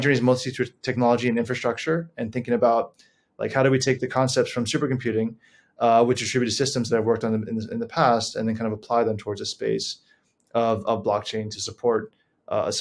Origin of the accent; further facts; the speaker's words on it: Honolulu, Hawaii, United States; moved away as an adult; I was born and raised in Honolulu, Hawaii, lived there for the better part of my life